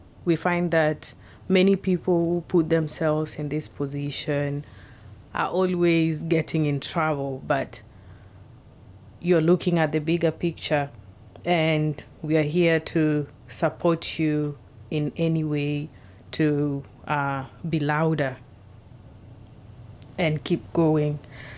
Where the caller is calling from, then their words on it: Seattle, Washington, United States; I'm speaking from Seattle.